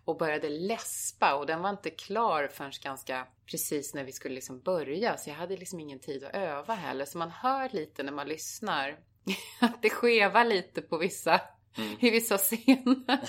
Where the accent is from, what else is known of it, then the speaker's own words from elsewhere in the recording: Arboga, Västmanland, Sweden; moved away; also born or lived in Köping; jag föddes i Köping för det fanns bara lasarett där. Men det är Arboga som var min, liksom mina första år mm. där jag bodde och levde med mina föräldrar.